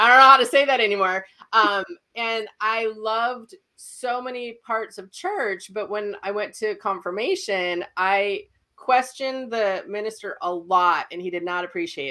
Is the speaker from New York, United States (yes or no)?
no; Fargo, North Dakota, United States; I'm from Fargo, North Dakota. I'm still here. And I keep telling my husband we're moving because it's still snowing here. But I grew up here.